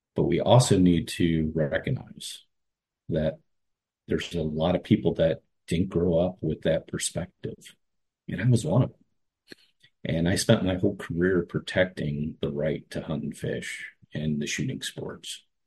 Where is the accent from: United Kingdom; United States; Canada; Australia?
United States; Cleveland, Ohio; I grew up in Cleveland